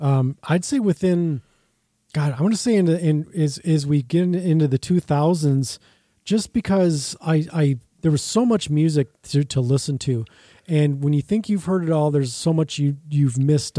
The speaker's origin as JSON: {"language": "English", "town": "Burnsville", "region": "Minnesota", "country": "United States", "tie": "born or raised there", "said": "Well, I was in Burnsville at the time. I grew up in Burnsville."}